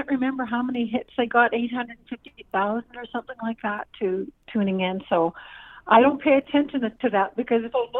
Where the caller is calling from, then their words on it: Alberta, Canada; It's a winter fest here up in Alberta.